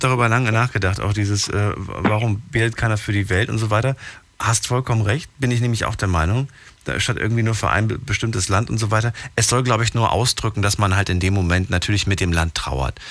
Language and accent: German; East Germany, Germany; eigentlich bin ich in der DDR groß geworden